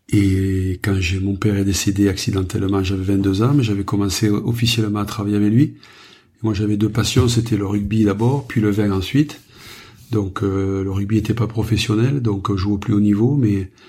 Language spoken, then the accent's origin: French; Occitania, France; Moi, je suis né dans les Corbières, donc euh, dès l'âge de 10 ans, mon père m'a mené faire mes premières vendanges.